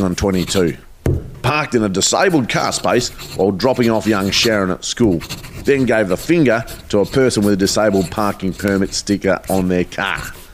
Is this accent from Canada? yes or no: no; Melbourne, Victoria, Australia; I was born in Francis Perry House in Carlton.